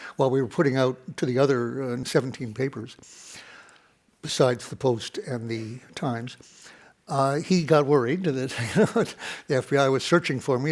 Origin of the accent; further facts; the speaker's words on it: Detroit, Michigan, United States; my hometown of Detroit